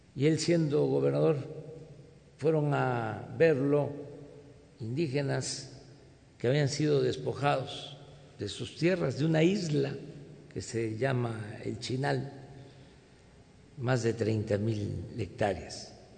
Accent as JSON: {"language": "Spanish", "region": "Tabasco", "country": "Mexico", "said": "Tabasco, de mi estado, de mi tierra, de mi agua"}